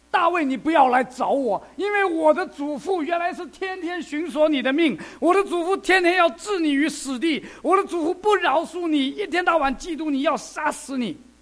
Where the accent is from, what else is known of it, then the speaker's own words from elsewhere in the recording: China; 因为我们中国人哈，我们东方的文化